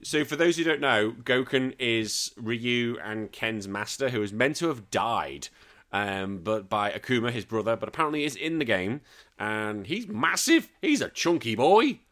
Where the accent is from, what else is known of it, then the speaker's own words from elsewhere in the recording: United Kingdom; now in Australia; I'm a Brit, although I do live in this country now.